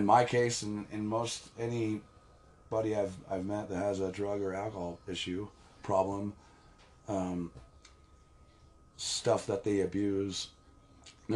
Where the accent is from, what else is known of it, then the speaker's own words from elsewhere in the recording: Kittredge, Colorado, United States; I grew up near Red Rocks in a town called Kittredge, just south of Evergreen. In the foothills